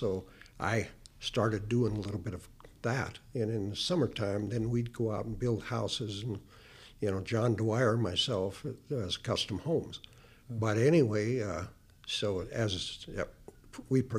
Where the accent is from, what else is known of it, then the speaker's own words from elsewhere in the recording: Montana, United States; I'm the cowboy from Montana.